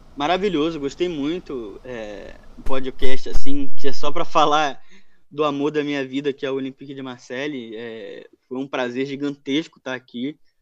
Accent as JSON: {"language": "Portuguese", "region": "Rio de Janeiro", "country": "Brazil", "tie": "born or raised there", "also_born_or_lived": "Madeira, Portugal", "said": "eu nasci em Portugal, nasci na Ilha da Madeira, mas eu moro no Rio de Janeiro desde que eu sou um bebezinho"}